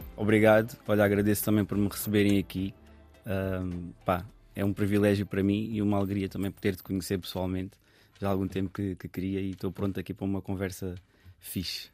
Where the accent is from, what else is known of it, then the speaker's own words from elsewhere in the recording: Sintra line, Lisbon, Portugal; eu cresci também na, na linha de Sintra, num bairro que, que é multicultural